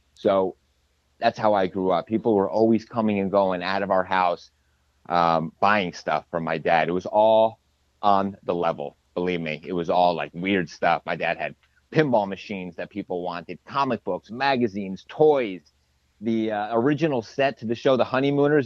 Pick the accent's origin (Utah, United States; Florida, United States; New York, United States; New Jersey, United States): New Jersey, United States; moved away as an adult; now in Vermont, United States; growing up in New Jersey